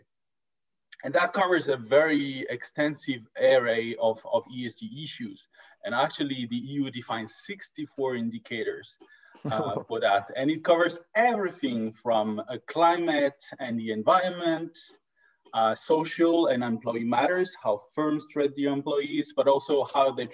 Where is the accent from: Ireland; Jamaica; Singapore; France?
France; now in Stockholm, Sweden; I'm actually from France, and we'll guess from the accent.